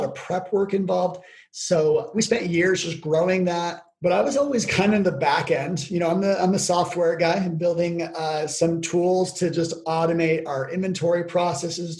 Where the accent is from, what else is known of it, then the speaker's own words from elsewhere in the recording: Logan, Utah, United States; my hometown, Logan, Utah